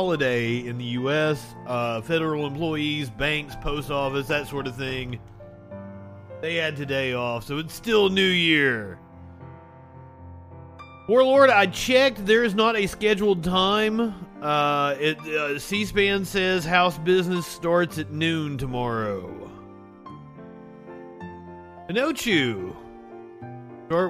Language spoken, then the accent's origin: English; the South, United States; I'm from the South.